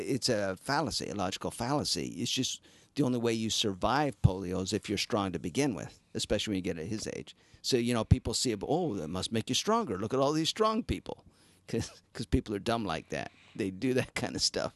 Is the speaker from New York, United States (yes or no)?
no; Utah, United States; I'm from Utah